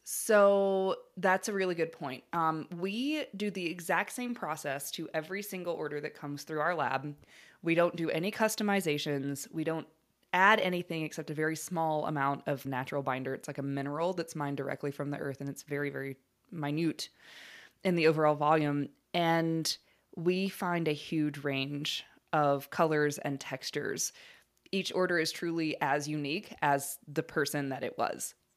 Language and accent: English; Alabama, United States; I grew up in Alabama